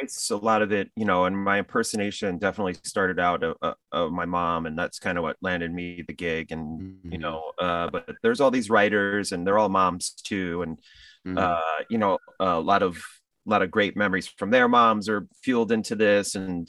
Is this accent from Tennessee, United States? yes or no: no; New Jersey, United States; My parents and we grew up in New Jersey.